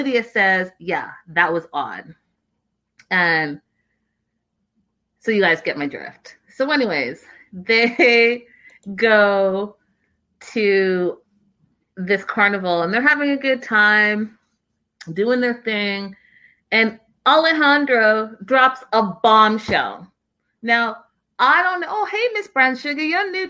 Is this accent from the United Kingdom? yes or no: no; Canada; moved away; I'm from Canada